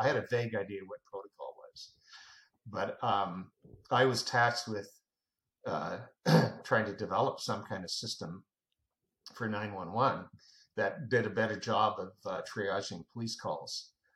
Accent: Canada; now in United States; I'm a Canadian, by the way, uh, but I uh, got naturalized, so uh, I'm, I have dual citizenship

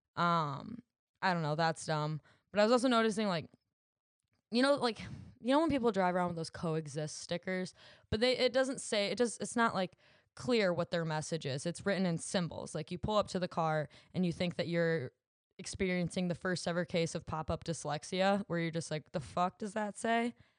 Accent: Williamston, United States; my hometown of Williamston.

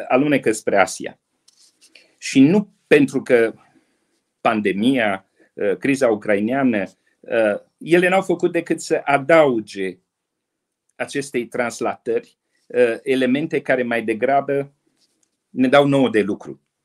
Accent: Romania; noi, românii

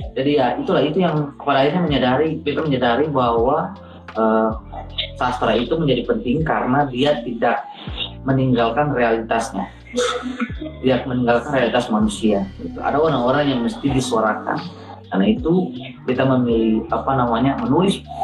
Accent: Seram Island, Maluku, Indonesia; dari SD waktu di kampung BK kampungnya Tihurale itu salah satu negeri yang ada di Pulau Seram

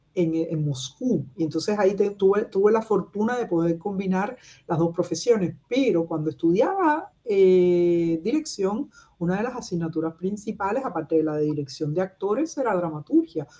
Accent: Cuba; moved away as an adult; also born or lived in Soviet Union; now in Berlin, Germany; cómo somos los cubanos

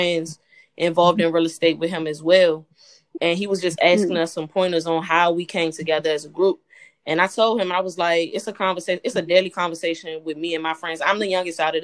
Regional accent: Washington, District of Columbia, United States; D.C. is home for all of us. We was all born and raised here

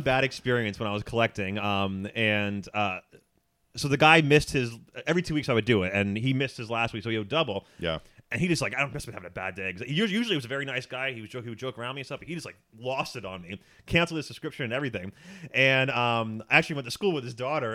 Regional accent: Philadelphia, Pennsylvania, United States; moved away as an adult; also born or lived in New York; now in Los Angeles, United States; I moved here from New York. I'm originally from Philadelphia.

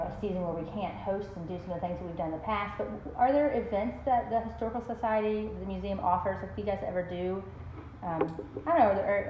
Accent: Virginia, United States; now in Travelers Rest, United States; I was raised in Virginia. That's not that far away. It's still very Southern.

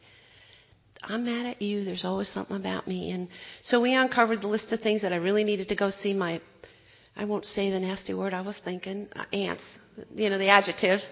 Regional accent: Wisconsin, United States; moved away; I grew up in Wisconsin.

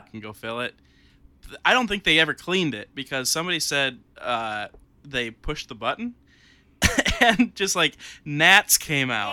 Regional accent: Warsaw, United States; my hometown

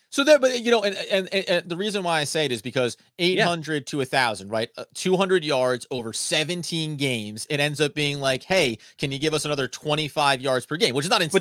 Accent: United States; I'm an American male living in America

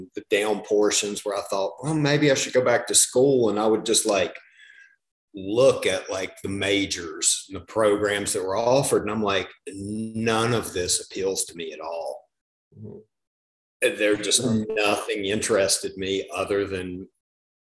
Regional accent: Southern West Virginia, United States; I grew up in the middle of nowhere in Southern West Virginia.

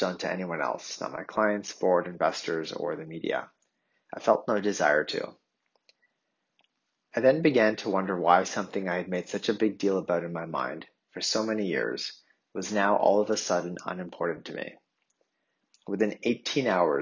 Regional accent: Ottawa, Ontario, Canada; the childhood home where I grew up in Ottawa

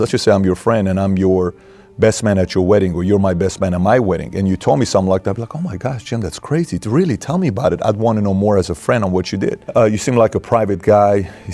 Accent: Iran; moved away; I'm from Iran, so I was born in Iran. I saw the war

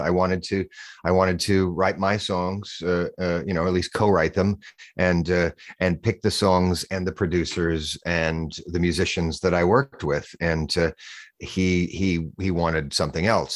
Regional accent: Boise, Idaho, United States; moved away as an adult; also born or lived in California / New York City; I live in Boise, Idaho. It's where I grew up.

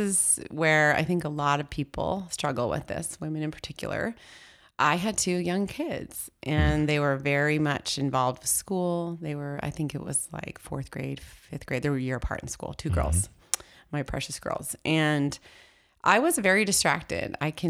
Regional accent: Seattle, Washington, United States; now in Vancouver, United States; I'm from the Northwest, born and raised in Seattle.

